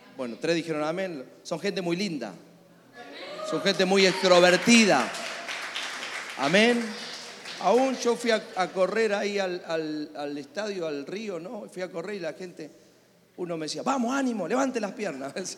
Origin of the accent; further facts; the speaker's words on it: Argentina; Soy argentino.